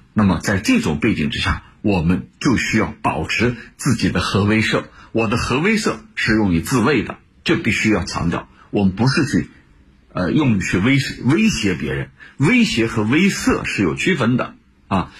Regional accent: China; 我们中国人知道有句话叫

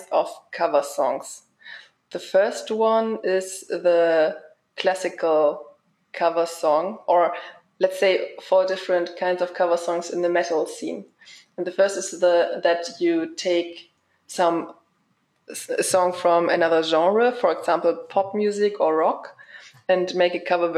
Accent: hometown near Braunschweig, Lower Saxony, Germany; in my hometown

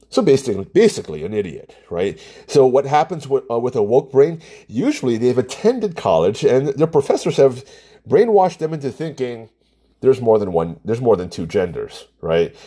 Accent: United States; I'm Asian American, I'm Chinese

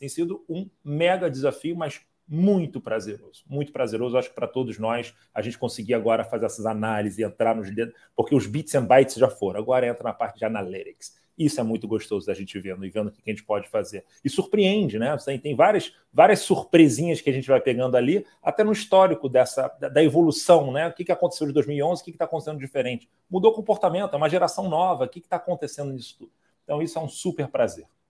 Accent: Rio de Janeiro, Brazil; como um bom carioca, como uma pessoa que andou sempre perto ali do Rock in Rio

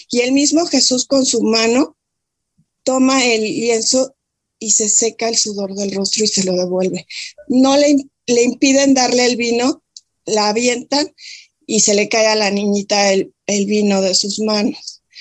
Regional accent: Mexico; yo soy de México y crecí en una familia donde mi papá era un fiel devoto de, de seguir nuestra fe católica

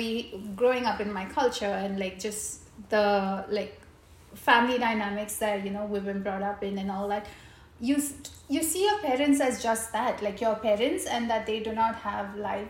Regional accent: Muscat, Oman; we grew up in Muscat, and all of my extended family has always been away.

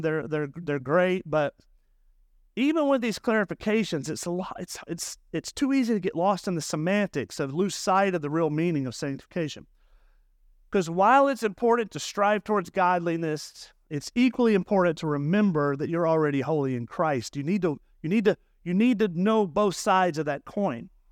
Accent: the South, United States; now in Murrieta, United States; I grew up in the South, and the South is very legalistic

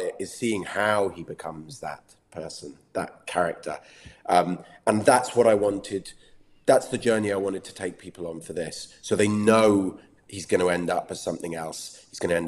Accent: England, United Kingdom; accent: English; keeping an English accent

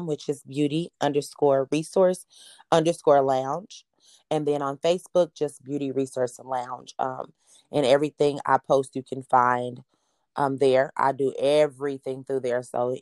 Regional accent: Kansas City, Missouri, United States; I am from Kansas City, Missouri. I went to Central High School, graduated in 2010

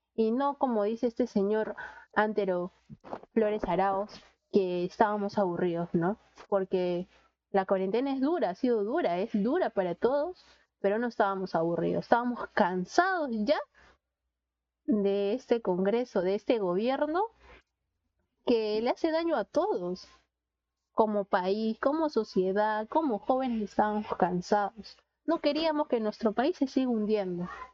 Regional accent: Peru; como somos los peruanos

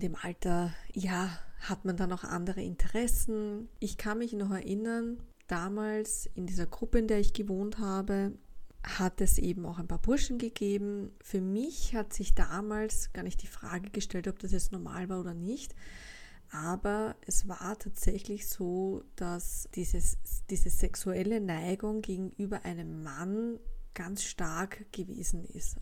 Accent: Vienna, Austria; Gegangen bin ich in der Wittelsbachstraße zur Schule im zweiten Bezirk

